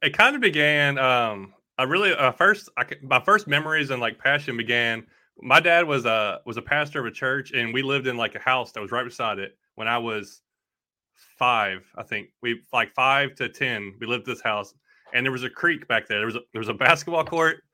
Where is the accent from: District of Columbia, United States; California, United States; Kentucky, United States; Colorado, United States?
Kentucky, United States; Bowling Green; also born or lived in Tennessee; I'm from Bowling Green, Kentucky, that, or that's where I was born, but we lived in Kentucky and Tennessee all my life